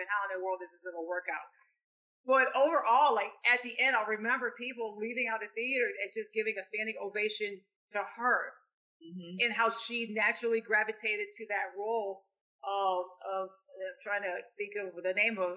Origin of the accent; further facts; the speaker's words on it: Lansing, Michigan, United States; in my hometown of Lansing